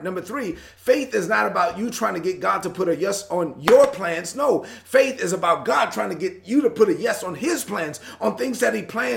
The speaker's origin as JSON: {"language": "English", "town": "New York City", "region": "New York", "country": "United States", "tie": "born or raised there", "said": "I was born and raised in Brooklyn"}